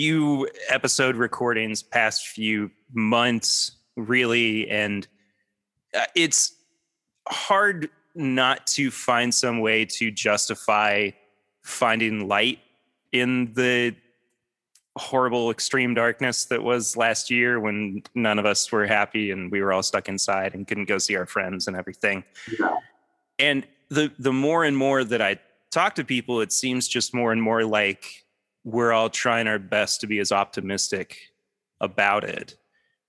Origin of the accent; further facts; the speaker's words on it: Lexington, Kentucky, United States; I'm from Kentucky. I was born in Lexington. I'm still here pretty much